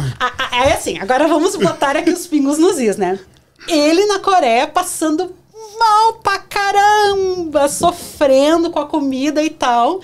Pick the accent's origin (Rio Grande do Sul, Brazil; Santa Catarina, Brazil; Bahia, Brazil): Rio Grande do Sul, Brazil; Porto Alegre; moved away as an adult; also born or lived in Londrina / São Paulo / Chile / Japan; now in Canada; eu comecei em Porto Alegre, que é de onde eu sou